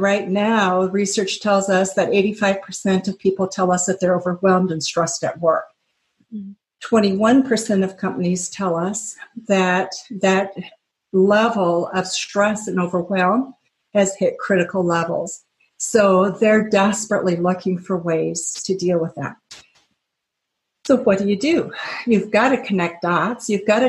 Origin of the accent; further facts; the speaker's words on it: Japan; I grew up in Japan, so knew the culture and the language well.